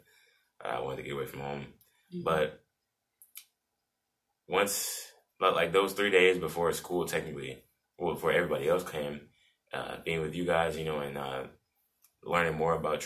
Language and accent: English; St. Louis, Missouri, United States; now in Columbia, United States; I'm from St. Louis, and I'm a freshman here at Mizzou.